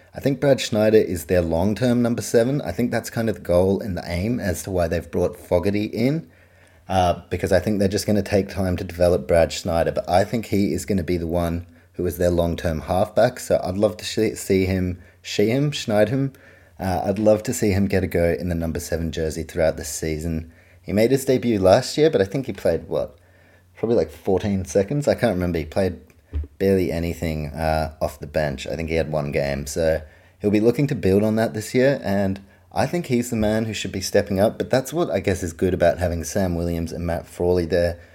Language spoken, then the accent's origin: English; New Zealand; I grew up in New Zealand.